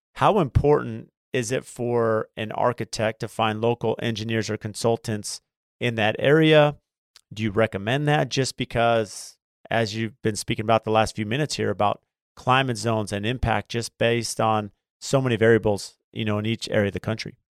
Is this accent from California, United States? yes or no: yes; San Diego, California, United States; also born or lived in Phoenix; growing up in San Diego